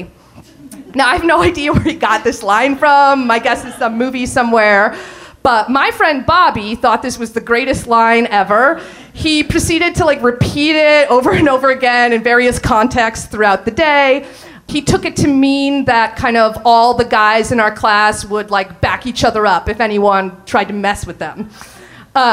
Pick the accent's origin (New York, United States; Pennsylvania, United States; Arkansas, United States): Pennsylvania, United States; Allentown; We grew up in Allentown, Pennsylvania, and we went to a small private school